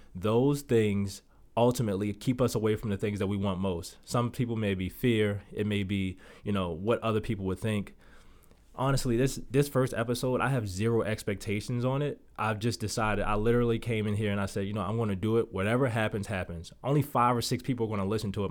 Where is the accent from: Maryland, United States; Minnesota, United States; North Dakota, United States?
Maryland, United States; Baltimore; moved away as an adult; now in Las Vegas, United States; Growing up in Baltimore, one of the toughest cities that I believe that you can grow up